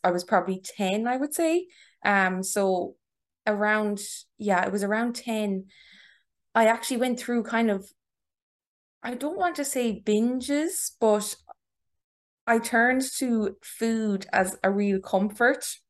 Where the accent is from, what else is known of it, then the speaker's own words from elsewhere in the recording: Tipperary, Munster, Ireland; moved away as an adult; also born or lived in Galway; now in Dublin, Ireland; I am from Tipperary.